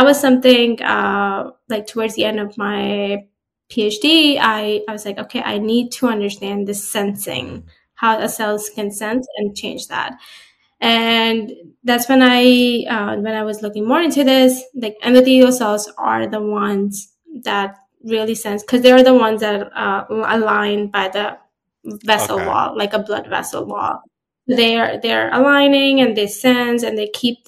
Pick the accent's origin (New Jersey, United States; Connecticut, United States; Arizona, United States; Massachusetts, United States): New Jersey, United States; also born or lived in Florida; I'm from New Jersey.